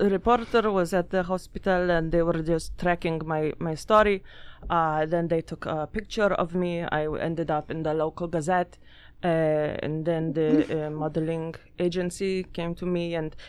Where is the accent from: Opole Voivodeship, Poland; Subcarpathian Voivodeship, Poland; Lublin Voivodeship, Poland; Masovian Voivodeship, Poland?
Masovian Voivodeship, Poland; Ursus; English is a second language; I grew up in Ursus. It is a suburb of Warsaw.